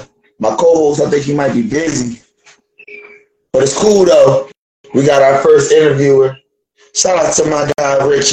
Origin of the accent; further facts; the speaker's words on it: Philadelphia, Pennsylvania, United States; All right, so we all originally from Philly.